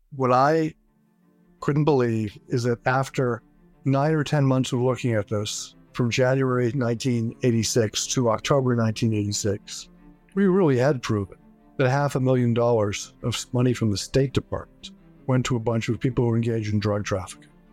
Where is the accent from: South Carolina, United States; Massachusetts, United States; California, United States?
Massachusetts, United States; my home state